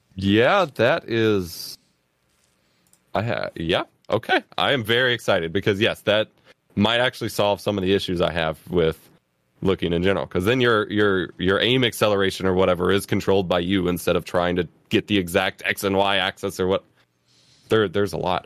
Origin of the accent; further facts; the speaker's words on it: United States; as an American kid